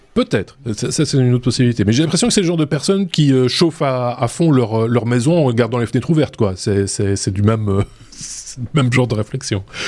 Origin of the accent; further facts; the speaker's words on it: Belgium; c'est ce qu'on a appelé chez nous en Belgique l'enseignement rénové